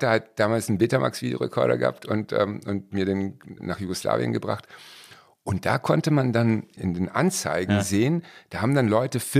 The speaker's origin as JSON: {"language": "German", "town": "Cologne", "region": "North Rhine-Westphalia", "country": "Germany", "also_born_or_lived": "Rottweil", "said": "Nein, ich komme aus Köln."}